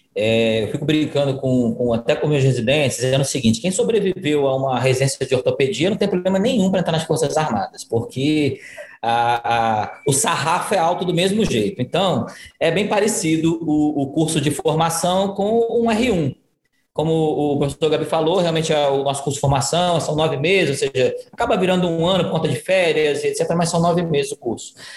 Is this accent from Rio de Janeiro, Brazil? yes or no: yes; Rio de Janeiro, Brazil; moved away as an adult; now in Ceará, Brazil; Eu sou, eu sou carioca também, embora esteja aqui. Já me considero cearoca, que eu estou há 12 anos aqui no Ceará